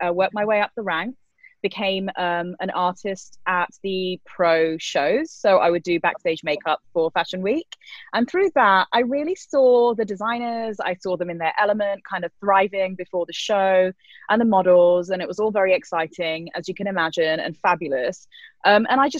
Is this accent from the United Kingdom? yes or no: yes; London, United Kingdom; moved away as an adult; also born or lived in Brussels, Belgium / Australia; now in Los Angeles, United States; growing up in London